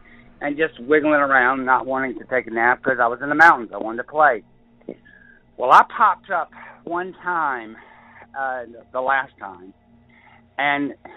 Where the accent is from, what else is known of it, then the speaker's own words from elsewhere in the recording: Savannah, Georgia, United States; now in southern Appalachians, United States; I was raised in Savannah, Georgia, and we were in the mountains. I live here in the mountains now